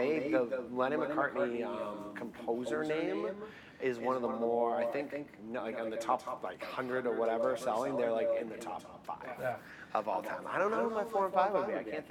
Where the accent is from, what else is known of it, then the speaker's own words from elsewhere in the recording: Boston, Massachusetts, United States; I'm from Boston